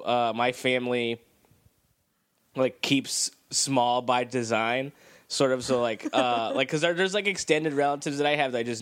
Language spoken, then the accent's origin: English; Southern California, United States; I'm from Southern California